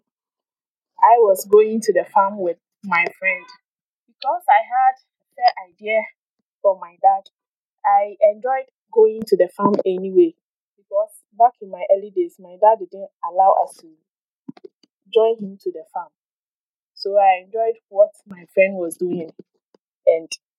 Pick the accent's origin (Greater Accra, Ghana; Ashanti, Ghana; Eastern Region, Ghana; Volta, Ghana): Eastern Region, Ghana; now in Accra, Ghana; I am from the Eastern region, from Adelsna precisely, but I lived in Trondheim for quite a number of years before coming to Accra.